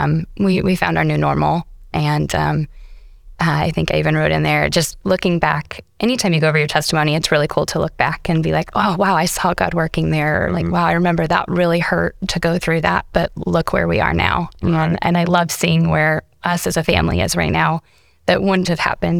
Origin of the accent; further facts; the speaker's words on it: Nebraska, United States; I was raised in Nebraska in a small little town. Shout out to Chimney Rock peeps. That's my hometown.